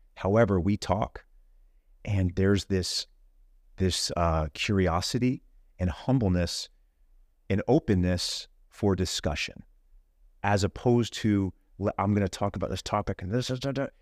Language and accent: English; Houston, Texas, United States; I grew up in Houston, Texas